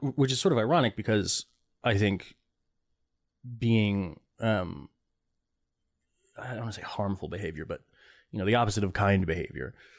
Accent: East Lansing, Michigan, United States; also born or lived in Connecticut; I grew up in East Lansing where, uh, you know, where Michigan State is

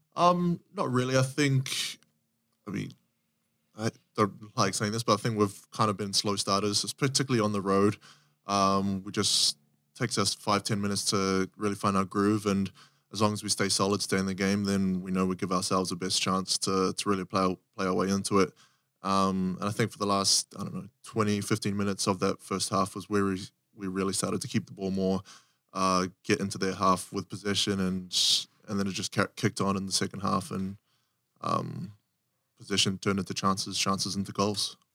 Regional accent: New Zealand; moved away as an adult; also born or lived in South Africa; growing up in New Zealand

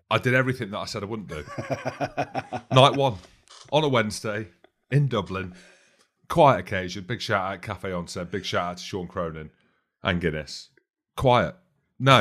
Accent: Edinburgh, Scotland, United Kingdom; Edinburgh is my hometown

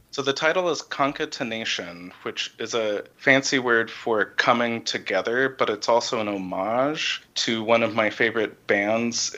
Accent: Ridgefield, Connecticut, United States; moved away as an adult; also born or lived in Houston, Texas / Dallas, Texas; now in Michigan, United States; I was born in Houston, Texas, and we moved to Dallas when I was three years old, and then when I was eight or nine, we moved to Connecticut.

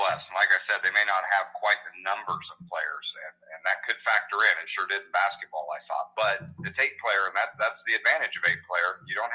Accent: Illinois, United States; It's just starting out in my home state of Illinois.

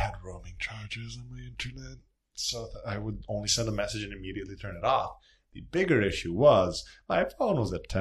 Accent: Serbia; moved away as an adult; now in Philadelphia, United States; I'm a student from Serbia. I came to go to Drexel

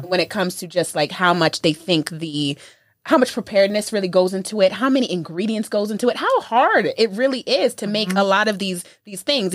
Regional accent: New York, United States; I'm from New York

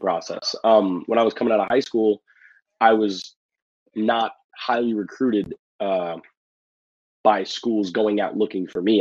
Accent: New York City, New York, United States; I I grew up in the Bronx

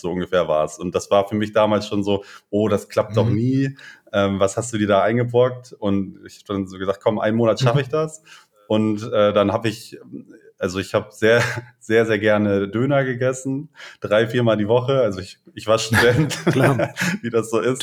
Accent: Lentföhrden, Schleswig-Holstein, Germany; moved away as an adult; also born or lived in Brandenburg an der Havel / Witten; wir kommen beide aus dem hohen Norden, aus dem kleinen Dörfchen Lenförden mhm. im Kreis Segeberg

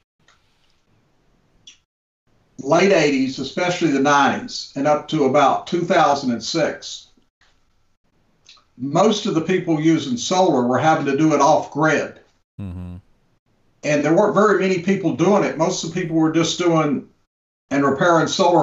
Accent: Gainesville, Florida, United States; my hometown in Gainesville

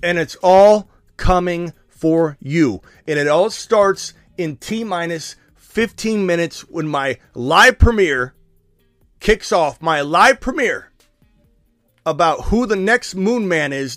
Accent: Phoenix, Arizona, United States; my hometown? I'm here in Phoenix

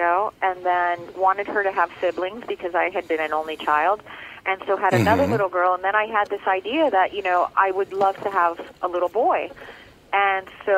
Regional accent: Miami, Florida, United States; first language Spanish; English is a second language; moved away; I grew up in Little Havana in Miami, and now I'm very much back home and in my element

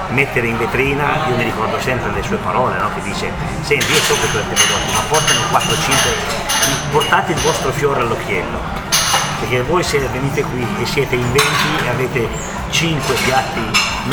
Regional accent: Piedmont, Italy; noi siamo orgogliosi da piemontesi

